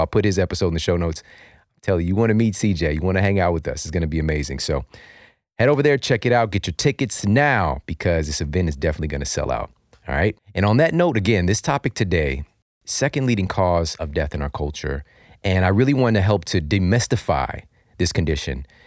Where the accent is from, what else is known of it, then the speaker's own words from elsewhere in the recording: St. Louis, Missouri, United States; my hometown of Saint Louis